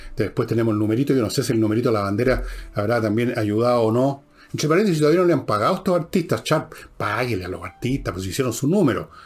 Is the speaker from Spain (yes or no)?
no; Chile; todos somos chilenos por igual